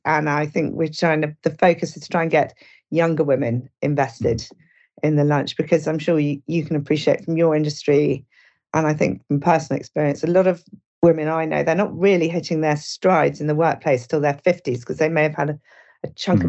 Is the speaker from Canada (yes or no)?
no; Suffolk, East of England, United Kingdom; also born or lived in Norwich; very lovely bucolic childhood in Suffolk. And I grew up on my dad's farm there